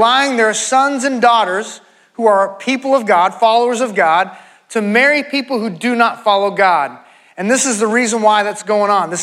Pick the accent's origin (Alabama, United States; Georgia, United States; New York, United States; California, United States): California, United States; San Francisco; moved away as an adult; also born or lived in Dallas, Texas; I grew up in San Francisco, the Bay Area